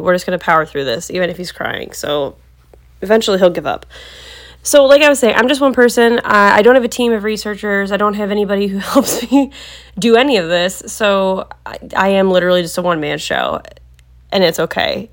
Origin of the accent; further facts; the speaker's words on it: Cleveland, Ohio, United States; I've lived in the vicinity of Cleveland my entire life